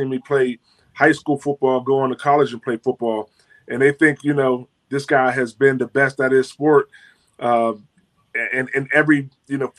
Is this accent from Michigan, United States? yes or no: no; Pittsburgh, Pennsylvania, United States; growing up in Pittsburgh